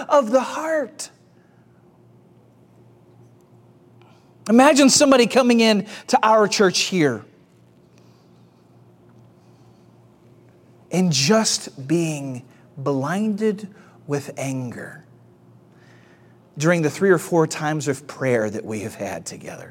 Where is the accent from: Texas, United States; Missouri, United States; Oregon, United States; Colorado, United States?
Missouri, United States; St. Louis; now in Atlanta, United States; In my house growing up, I grew up in St. Louis.